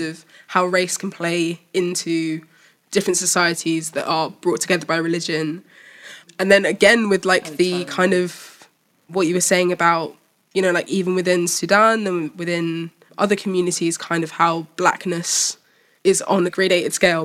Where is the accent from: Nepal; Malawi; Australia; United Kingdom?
Malawi; I'm from Malawi